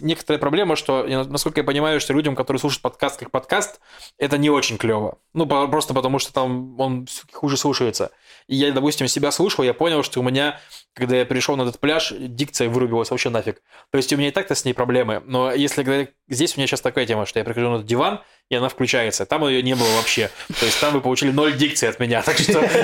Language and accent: Russian; Russia; я из России